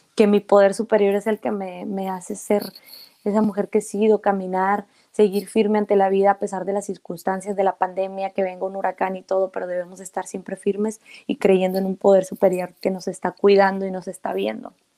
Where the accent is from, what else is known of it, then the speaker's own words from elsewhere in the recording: Mexico; soy una mujer mexicana que creció en México, que habla mexicano, su familia es mexicana